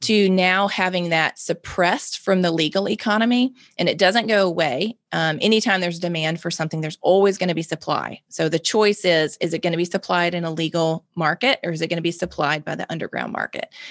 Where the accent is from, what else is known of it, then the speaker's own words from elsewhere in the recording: Mississippi, United States; I'm born and raised in Mississippi, lived in Mississippi my whole life